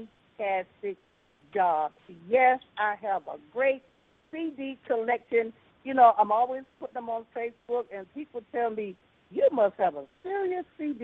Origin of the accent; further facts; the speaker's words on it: Greensboro, North Carolina, United States; moved away; I'm from Greensboro, North Carolina, originally.